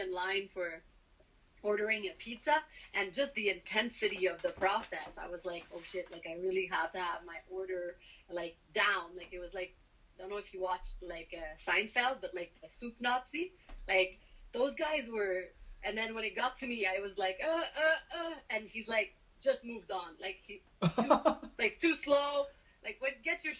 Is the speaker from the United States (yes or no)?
no; Canada; as Canadians